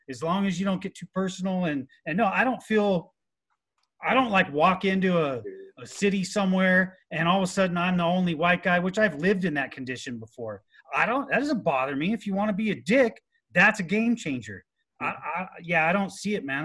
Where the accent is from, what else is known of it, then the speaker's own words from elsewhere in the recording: Southern California, United States; I was born and raised in Southern California